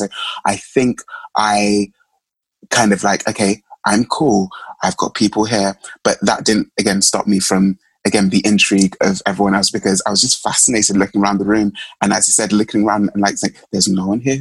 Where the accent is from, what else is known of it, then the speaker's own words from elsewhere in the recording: London, United Kingdom; also born or lived in Mulago, Uganda; I was living at home in East London during that year, just because I could and to save months and money and funds. So I came from Plaster, East London